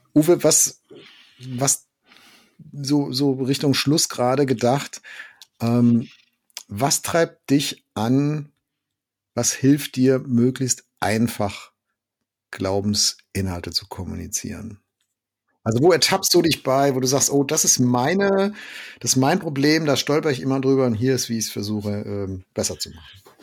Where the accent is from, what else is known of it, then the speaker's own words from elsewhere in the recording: Germany; Bei uns in Deutschland